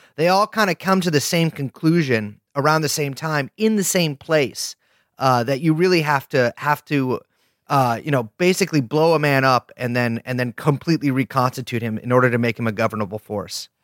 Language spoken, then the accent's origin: English; California, United States; we're both from California